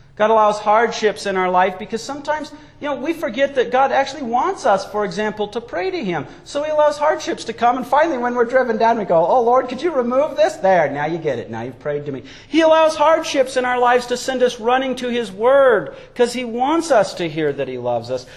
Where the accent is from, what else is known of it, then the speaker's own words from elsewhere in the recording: Wyoming, United States; growing up in Wyoming